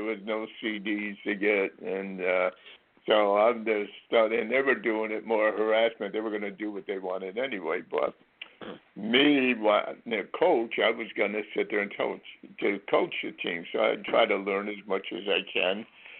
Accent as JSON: {"language": "English", "region": "Connecticut", "country": "United States", "tie": "born or raised there", "said": "Connecticut, yeah. We were more on the west coast border, closer to New York."}